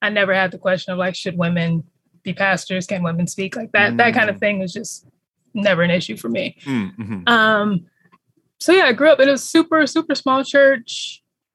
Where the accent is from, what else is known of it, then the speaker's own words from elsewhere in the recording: California, United States; I am a born Californian, so born and raised in California